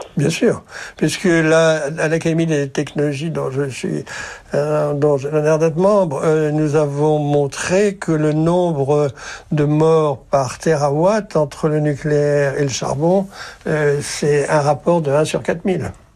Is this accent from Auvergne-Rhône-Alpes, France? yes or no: no; Brittany, France; Quand j'étais enfant en Bretagne